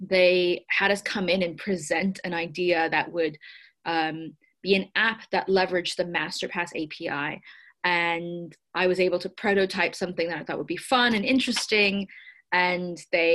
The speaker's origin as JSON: {"language": "English", "area": "Silicon Valley", "region": "California", "country": "United States", "tie": "born or raised there", "said": "I grew up in the Silicon Valley, which is where I am currently as we record this"}